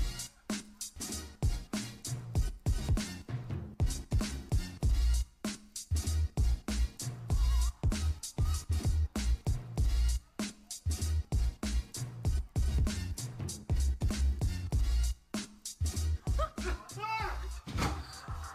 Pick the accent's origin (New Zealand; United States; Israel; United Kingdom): New Zealand; I'm a Kiwi